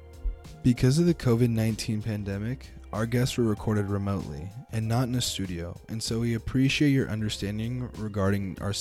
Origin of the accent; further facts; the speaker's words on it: Santa Rosa, California, United States; now in Chico, United States; My hometown is Santa Rosa, California